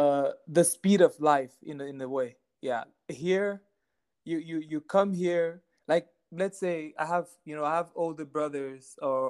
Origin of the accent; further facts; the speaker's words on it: Texas, United States; I mean, I grew up in Texas playing a lot of soccer.